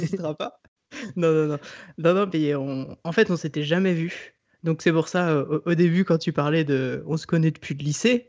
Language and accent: French; Le Mans, Pays de la Loire, France; now in Île-de-France, France; viens du Mans, d'un père angevin et d'une mère rennaise